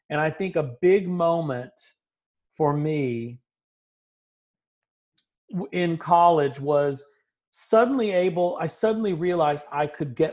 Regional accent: Augusta, Georgia, United States; born there; Um, I was born in Augusta, Georgia, um, which is uh, if you think about the area, there's kind of in that particular area you're looking. It's getting close to South Carolina by that point.

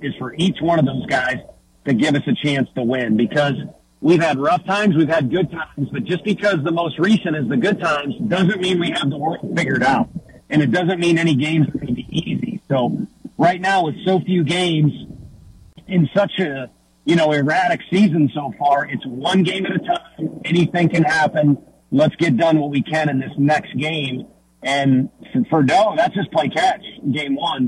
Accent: St. Louis, Missouri, United States; From St. Louis, my hometown

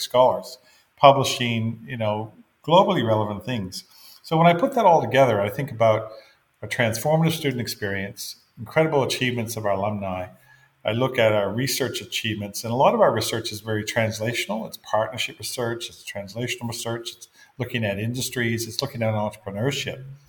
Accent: Fredericton, New Brunswick, Canada; moved away as an adult; I was born in Fredericton, absolutely. grew up, I grew up in Fredericton.

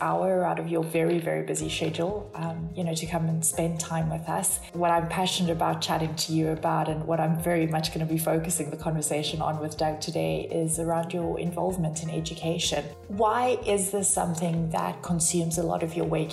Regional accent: South Africa; moved away; born and raised in South Africa

